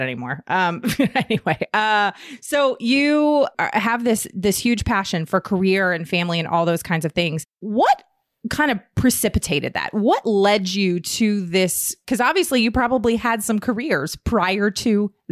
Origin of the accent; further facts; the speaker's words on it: Herndon, Virginia, United States; I grew up in Herndon, Virginia, which is right outside of DC.